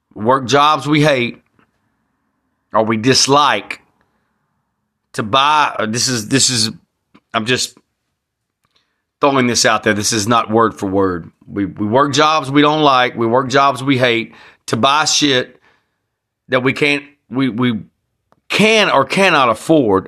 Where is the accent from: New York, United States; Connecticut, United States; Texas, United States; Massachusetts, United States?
Texas, United States; I'm proud to be a Texan